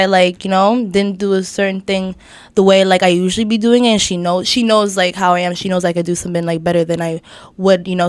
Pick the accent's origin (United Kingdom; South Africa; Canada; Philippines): Canada; Toronto, Ontario; I grew up in Scarborough, Scarlem. I've been there for like all my life.